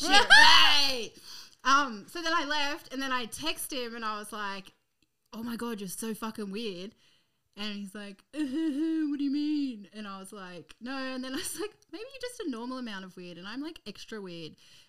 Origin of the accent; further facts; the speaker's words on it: Muswellbrook, New South Wales, Australia; I'm from Musselbrook.